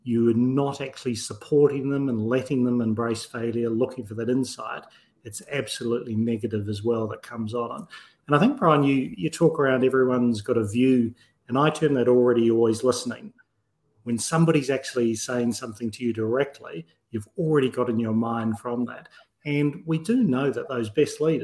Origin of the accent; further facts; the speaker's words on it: New Zealand; I'm a New Zealander from birth